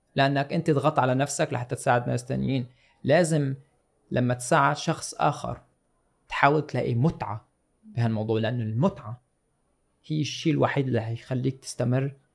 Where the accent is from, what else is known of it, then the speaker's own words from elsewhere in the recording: Syria; moved away; كسوريين صار عندنا ثوره